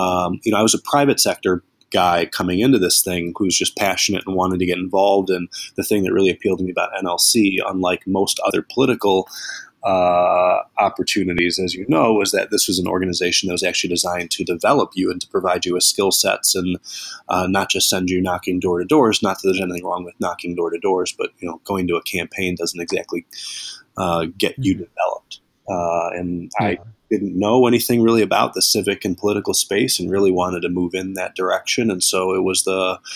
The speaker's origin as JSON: {"language": "English", "town": "Northbrook", "region": "Illinois", "country": "United States", "tie": "born or raised there", "moved": "as an adult", "lives_now": "Chicago, United States", "said": "I grew up in the North Shore of Chicago, a suburb called Northbrook."}